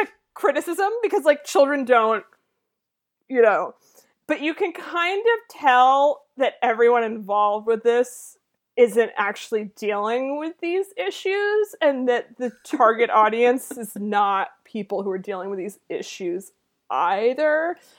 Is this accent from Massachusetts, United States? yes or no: yes; Massachusetts, United States; I grew up in Massachusetts in a rich wasp family with parents who played golf